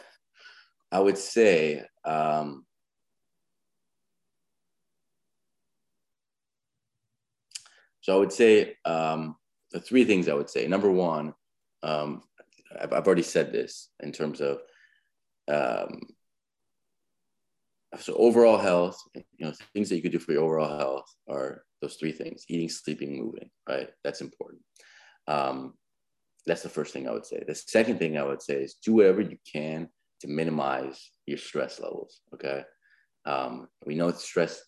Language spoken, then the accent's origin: English; United States; also born or lived in California; as an American society